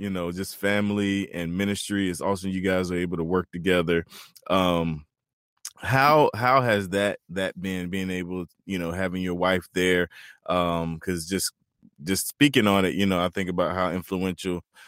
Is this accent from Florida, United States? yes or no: no; Turkey, North Carolina, United States; there's actually a place in North Carolina called Turkey. That's where I was born and raised